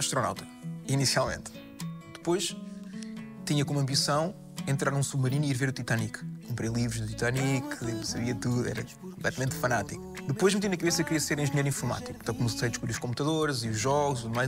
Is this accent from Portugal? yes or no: yes; Casais Novos, Lisbon, Portugal; born or raised there; also born or lived in Vila Franca de Xira / Póvoa de Santa Iria